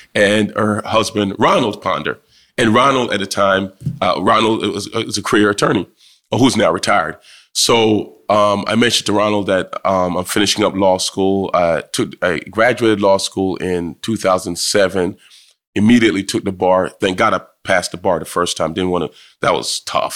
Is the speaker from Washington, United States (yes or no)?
no; Trenton, New Jersey, United States; also born or lived in Jamaica; growing up in Trenton